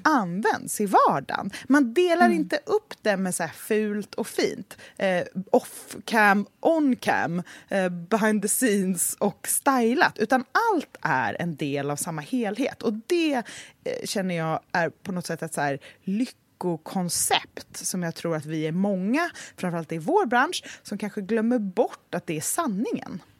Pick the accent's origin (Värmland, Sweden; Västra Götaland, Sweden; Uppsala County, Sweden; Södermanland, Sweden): Västra Götaland, Sweden; Gothenburg; now in Stockholm, Sweden; min uppväxt i Göteborg